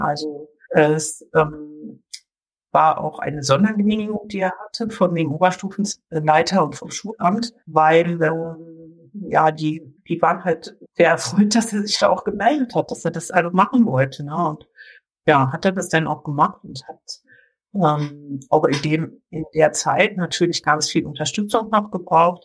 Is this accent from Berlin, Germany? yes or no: no; Brandenburg, Germany; bei uns in Brandenburg